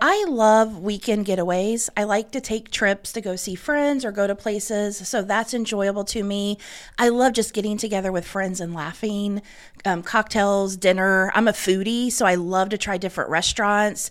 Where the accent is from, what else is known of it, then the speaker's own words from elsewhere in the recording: Selma, Indiana, United States; I grew up in Selma. I went to Wapahanee High School